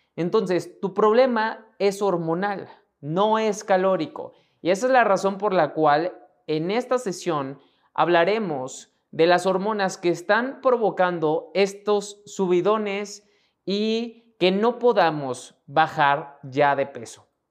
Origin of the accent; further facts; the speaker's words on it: Mexico; mexicano, emprendedor y empresario